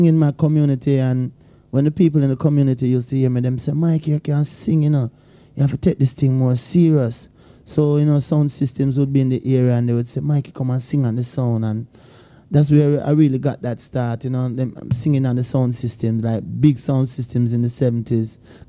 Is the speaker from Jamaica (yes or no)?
yes; Jamaica; also born or lived in England; I was born in England still, you know, but I grew up in Jamaica